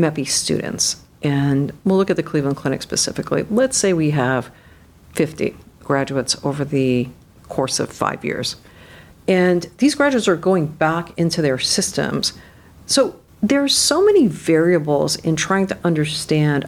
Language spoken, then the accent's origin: English; Canada; now in United States; I grew up in Canada